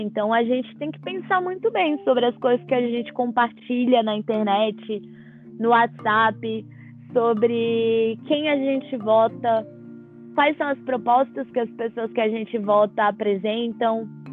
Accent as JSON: {"language": "Portuguese", "country": "Brazil", "said": "para mim que venho do Brasil"}